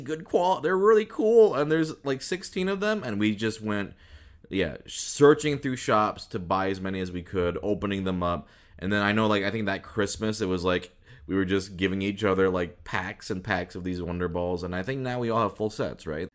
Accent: Midwest, United States; I grew up in the Midwest

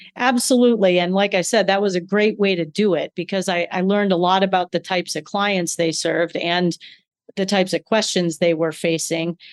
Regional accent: Ann Arbor, Michigan, United States; moved away as an adult; also born or lived in New Hampshire; in Ann Arbor, Michigan, where I was born long ago uh, as the youngest of a large Irish Catholic family.

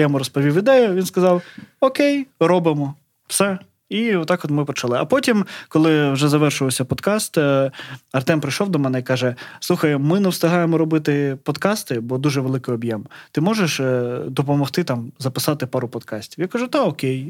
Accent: Melitopol, Zaporizhzhia Oblast, Ukraine; moved away; я з Мелітополя.

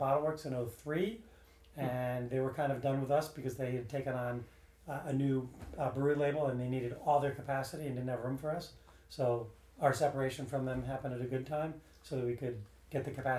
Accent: New England, United States; also born or lived in Massachusetts / Connecticut / Maine; I tell people I'm from New England because I was born in Massachusetts. I went to prep school in Connecticut

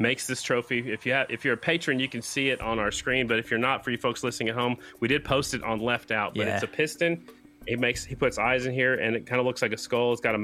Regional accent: Sioux Falls, South Dakota, United States; my hometown, Sioux Falls, South Dakota

